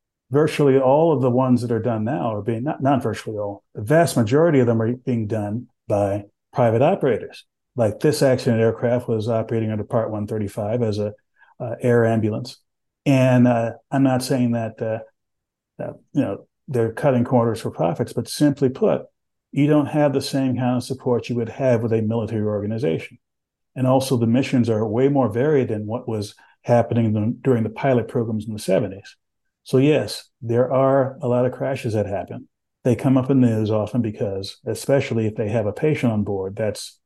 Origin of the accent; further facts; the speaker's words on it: San Antonio, Texas, United States; When I was growing up in Texas, I grew up in San Antonio